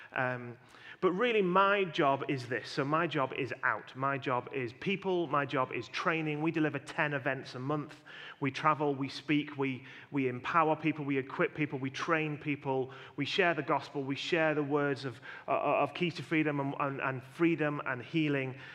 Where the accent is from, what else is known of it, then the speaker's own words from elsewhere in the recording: Yorkshire and the Humber, United Kingdom; where we live, we live in a, in a county called Yorkshire